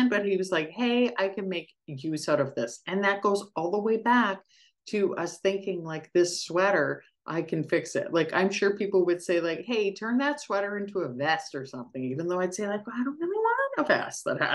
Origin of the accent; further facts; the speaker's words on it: Canada; as a Canadian, I say penalty box